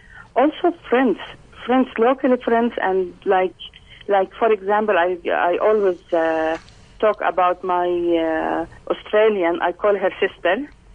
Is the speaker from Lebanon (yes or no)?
yes; Lebanon; also born or lived in Tarshiha, Palestine (family village); I was born in Lebanon as a refugee.